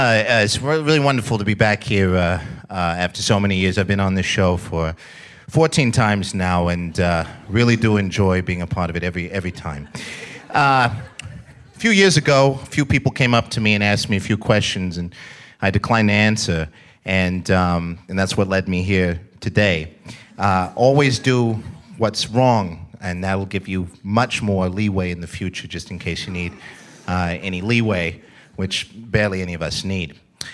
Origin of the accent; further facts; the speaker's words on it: New York City, New York, United States; I come from New York.